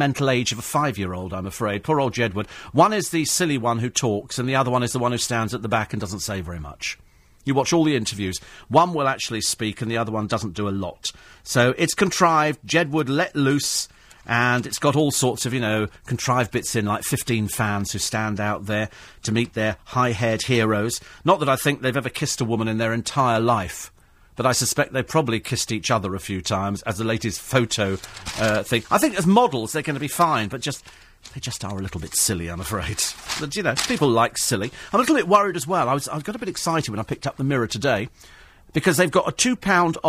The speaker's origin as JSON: {"language": "English", "country": "United Kingdom", "said": "being British"}